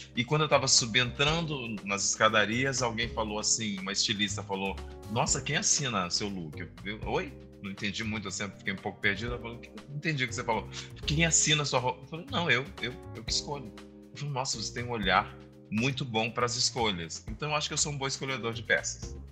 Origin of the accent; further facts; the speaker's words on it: Santa Maria, Rio Grande do Sul, Brazil; Eu sou do Rio Grande do Sul, de Santa Maria.